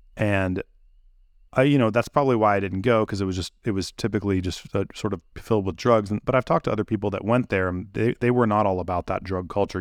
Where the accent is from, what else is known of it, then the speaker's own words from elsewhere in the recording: Santa Cruz, California, United States; I'm from the Bay Area in Santa Cruz, uh, California